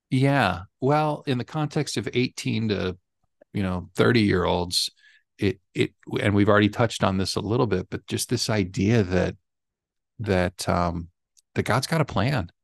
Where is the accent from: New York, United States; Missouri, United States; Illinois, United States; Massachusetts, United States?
Missouri, United States; I was born and raised in Missouri